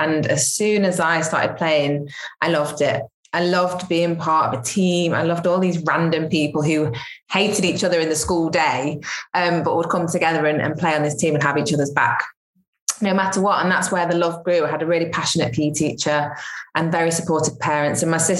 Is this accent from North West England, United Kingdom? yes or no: yes; Stockport, North West England, United Kingdom; also born or lived in Withington, Manchester; I was born in Withington in Manchester, and I grew up in Stockport, which is just south of Manchester